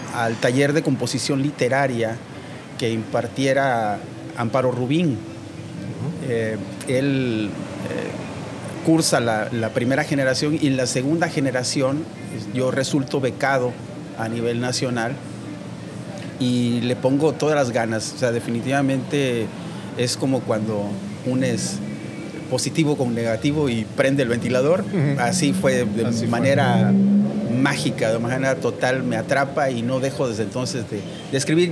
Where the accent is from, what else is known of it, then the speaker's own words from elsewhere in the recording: Veracruz, Mexico; Soy eh, originalmente de Veracruz